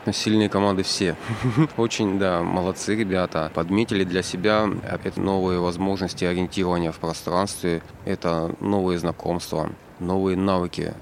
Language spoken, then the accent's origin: Russian; Luhansk, Luhansk Oblast, Ukraine; я из Луганска